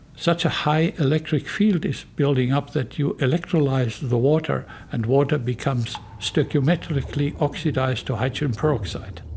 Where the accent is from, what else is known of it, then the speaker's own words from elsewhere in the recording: Germany; moved away as an adult; also born or lived in Northern California, United States; now in California, United States; I am originally from Germany. I was professor of geoscience in Germany for 15 years and chemistry also. And then I moved here to America